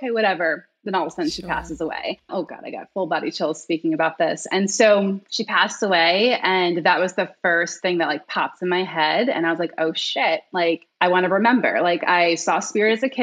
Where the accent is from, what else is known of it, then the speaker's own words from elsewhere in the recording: New York, United States; I'm originally from New York. So I was like working in Manhattan